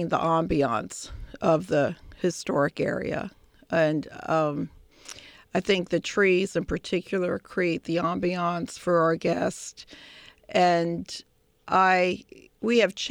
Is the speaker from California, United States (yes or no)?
no; Philadelphia, Pennsylvania, United States; moved away as an adult; now in Williamsburg, United States; I grew up in the Delaware Valley area of Philadelphia